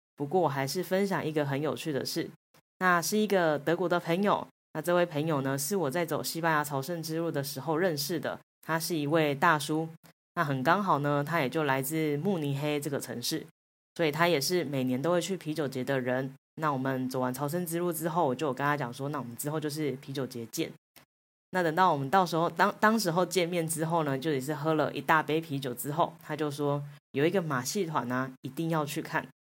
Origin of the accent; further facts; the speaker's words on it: Taiwan; 那亚洲的话呢，就只有我一个台湾人